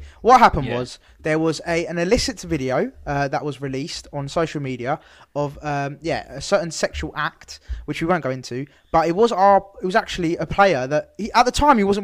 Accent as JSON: {"language": "English", "region": "England", "country": "United Kingdom", "tie": "born or raised there", "also_born_or_lived": "Sweden", "said": "I've lived in England my whole life, so obviously I've got affinity to England, but then I was born in Sweden"}